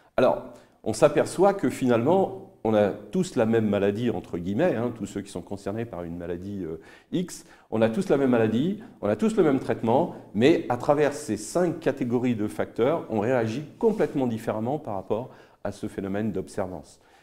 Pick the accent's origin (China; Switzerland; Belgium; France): France; quand on est français